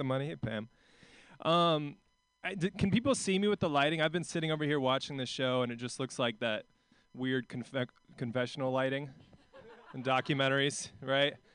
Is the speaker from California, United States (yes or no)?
no; Portland, Oregon, United States; also born or lived in New York; I'm from Portland.